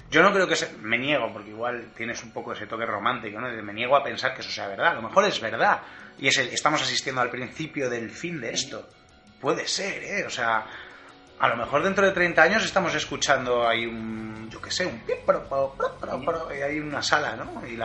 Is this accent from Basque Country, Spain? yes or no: no; Madrid, Community of Madrid, Spain; soy, vivo vivido en Madrid toda la vida, soy madrileño.